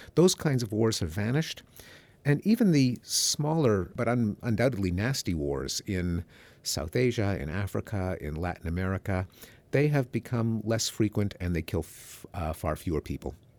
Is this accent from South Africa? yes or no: no; Montreal, Quebec, Canada; moved away; I grew up in Montreal, Canada, in the English-speaking community